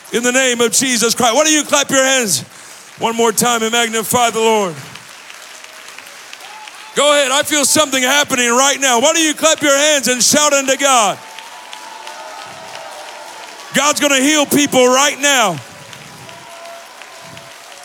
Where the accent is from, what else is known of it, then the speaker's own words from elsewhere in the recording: Los Angeles, California, United States; now in Kansas City, United States; I'm originally from Los Angeles